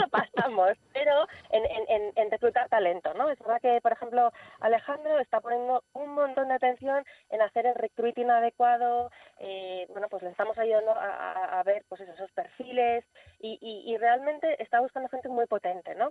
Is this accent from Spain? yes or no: yes; Spain; nuestro propio país